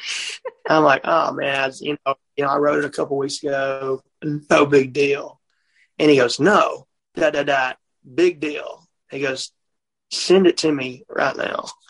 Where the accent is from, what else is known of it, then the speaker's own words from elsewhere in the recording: Mississippi, United States; I'm from Mississippi